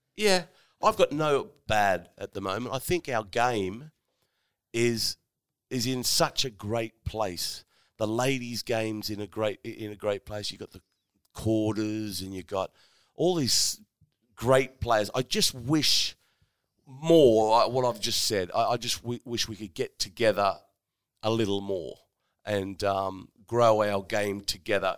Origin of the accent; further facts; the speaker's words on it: Sydney, New South Wales, Australia; I come from Sydney